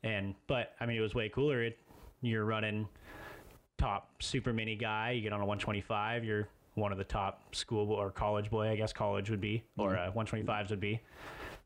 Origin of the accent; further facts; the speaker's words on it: Lake Havasu City, Arizona, United States; I was born in Lake Havasu